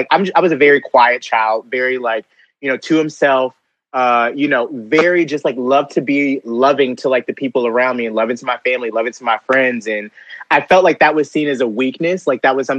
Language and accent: English; Conyers, Georgia, United States; growing up in the South and growing up as a gay black boy, like in Conyers, Georgia.